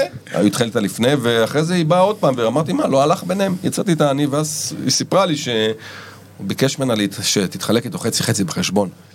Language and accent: Hebrew; Ramat Gan, Tel Aviv District, Israel; גדלתי ברמת גן